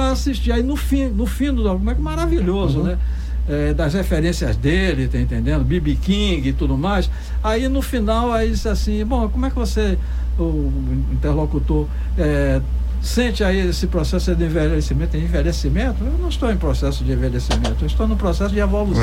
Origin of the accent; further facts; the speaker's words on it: Salvador, Bahia, Brazil; accent: Bahian; moved away as an adult; also born or lived in São Paulo; now in Santos, Brazil; eu sou de Salvador. A minha carreira toda eu desenvolvi lá na Bahia, depois eu fui saindo pelo mundo afora